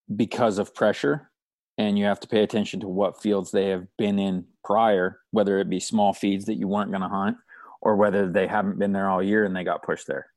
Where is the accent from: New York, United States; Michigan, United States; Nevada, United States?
Nevada, United States; Stillwater Marsh; where I grew up hunting in Stillwater Marsh